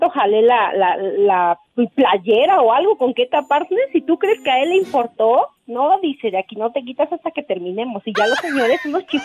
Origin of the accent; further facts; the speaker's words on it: Tehuacán, Puebla, Mexico; Amiguita diva, soy la güerita